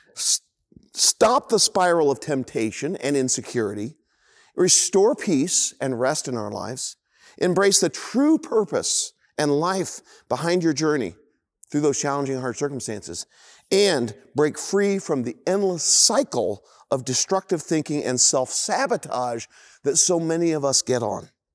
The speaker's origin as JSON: {"language": "English", "town": "Indianapolis", "region": "Indiana", "country": "United States", "tie": "born or raised there", "said": "I grew up in Indianapolis in, uh, this kinda idyllic, incredible neighborhood"}